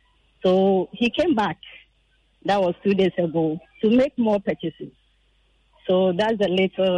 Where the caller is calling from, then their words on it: Teshi, Greater Accra, Ghana; I'm from Teshi.